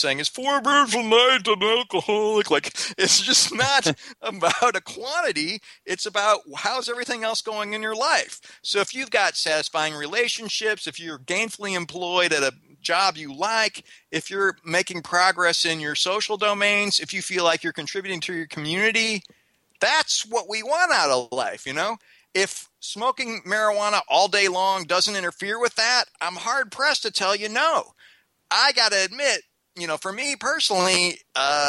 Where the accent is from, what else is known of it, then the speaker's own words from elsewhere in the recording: Missouri, United States; I grew up in Missouri